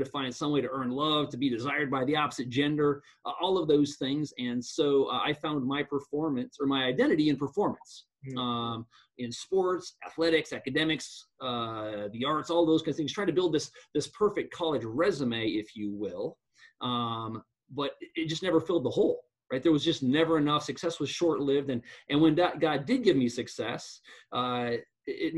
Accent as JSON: {"language": "English", "area": "Black Hills", "region": "Western South Dakota", "country": "United States", "tie": "born or raised there"}